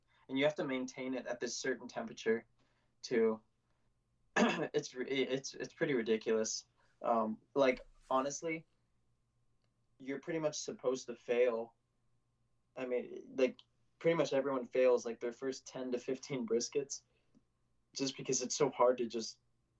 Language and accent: English; the South, United States; accent: Southern; I think I have a little bit of Southern in my accent just because I did grow up in the South.